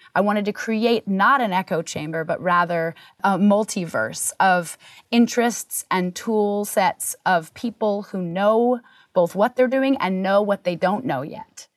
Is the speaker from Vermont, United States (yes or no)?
yes; Vermont, United States; moved away; also born or lived in Hollywood; Growing up in Vermont